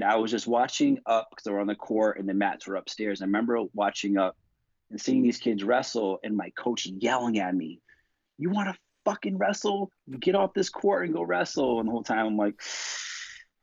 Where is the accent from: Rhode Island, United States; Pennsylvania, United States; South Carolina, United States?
Rhode Island, United States; moved away as an adult; also born or lived in Iowa / San Diego; I'm a small town New England kid. I'm from the baby state, Rhode Island